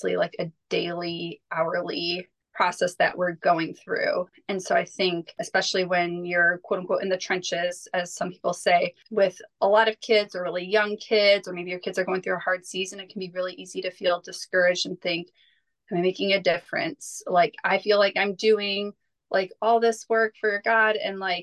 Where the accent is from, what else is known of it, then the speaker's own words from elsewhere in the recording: United States; as an American homeschooling mom of five